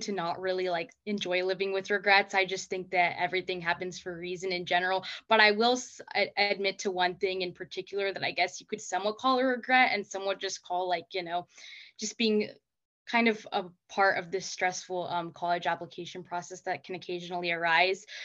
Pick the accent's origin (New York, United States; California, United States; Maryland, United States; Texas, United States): California, United States; Placentia; I'm from Placentia, California, which is in Orange County